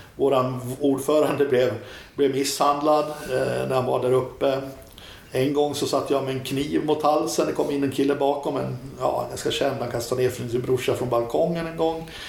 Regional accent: Fagersta, Västmanland, Sweden; moved away as an adult; also born or lived in Köping / Surahammar / Örebro; jag är uppvuxen, uppvuxen i Fagersta

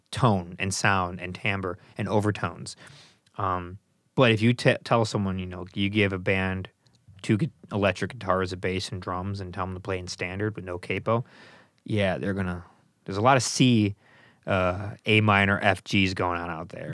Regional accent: United States; I'm an American

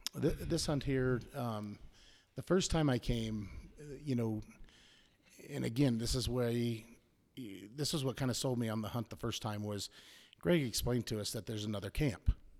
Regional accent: Prescott, Arizona, United States; I'm from Prescott, Arizona. Obviously U S A.

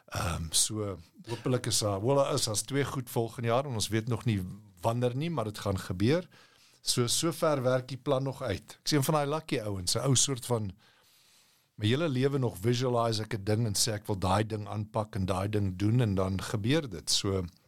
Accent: South Africa; moved away as an adult; now in United States; ek as 'n Afrikaner

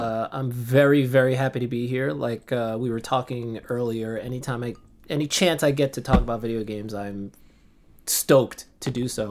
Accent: Central Islip, New York, United States; I was born and raised in New York

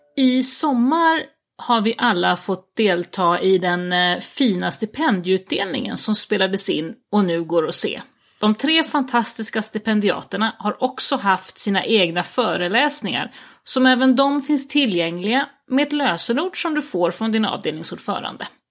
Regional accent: Uppland, Sweden; moved away as an adult; also born or lived in Skåne; now in Italy; jag är väl uppvuxen i Uppland i vanliga fall. jag brukar säga att jag har vuxit upp i trakterna kring Arlanda

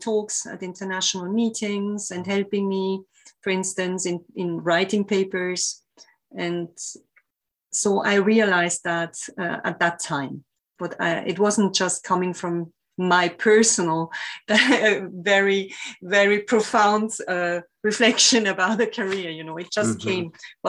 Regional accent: Italy; English is a second language; now in France; I came from Italy to France, and then in France, I didn't stay exactly always in the same lab.

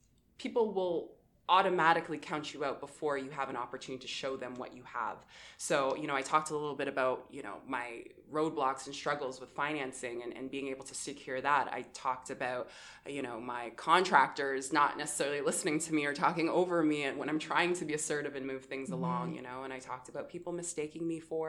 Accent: Windsor, Ontario, Canada; growing up in Windsor and having immigrant parents

